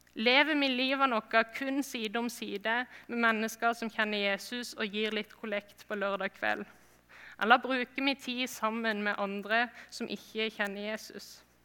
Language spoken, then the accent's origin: Norwegian; Flekkefjord, Agder, Norway; moved away; jeg kommer fra Flekkefjord